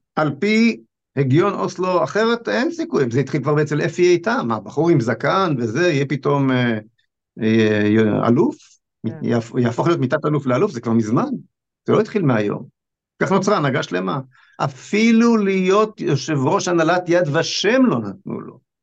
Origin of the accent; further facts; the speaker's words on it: Israel; אני נולדתי בארץ הזאת, אני כבר בן 61